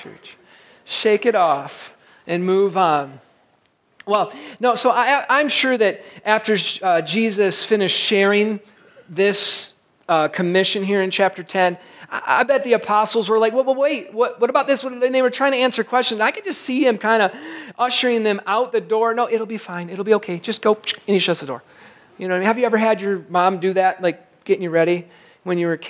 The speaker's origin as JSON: {"language": "English", "region": "Michigan", "country": "United States", "tie": "born or raised there", "said": "I grew up in Michigan, right on the beach"}